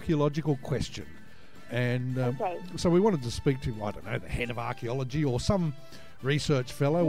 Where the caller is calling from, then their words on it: Sydney, New South Wales, Australia; From NetFM in Sydney, Australia.